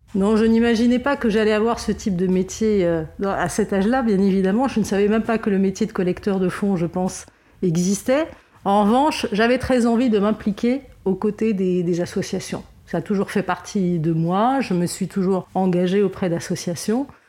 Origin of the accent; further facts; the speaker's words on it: Lebanon; je suis née au Liban dans les années 70 et euh, comme beaucoup de Libanais, j'ai été scout